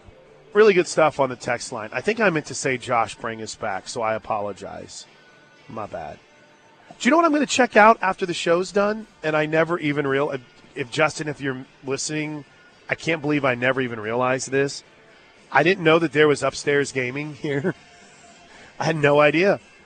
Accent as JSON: {"language": "English", "town": "St. Louis", "region": "Missouri", "country": "United States", "tie": "born or raised there", "moved": "yes", "said": "St. Louis, my hometown"}